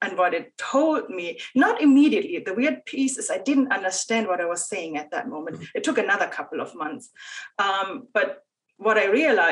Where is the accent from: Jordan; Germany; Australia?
Germany; moved away as an adult; also born or lived in Ireland / Argentina / United States; I moved from Germany to Ireland, to Argentina, to the US.